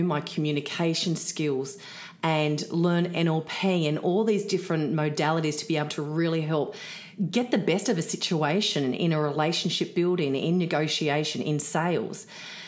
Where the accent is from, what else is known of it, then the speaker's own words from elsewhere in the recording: Sydney, New South Wales, Australia; I was actually a Sydney girl